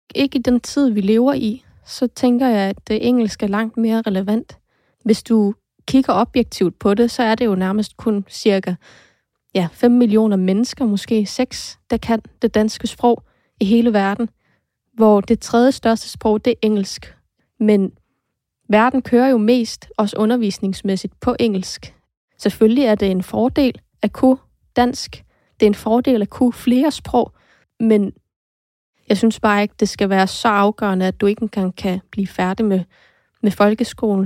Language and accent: Danish; Greenland; first language Greenlandic; Danish is a second language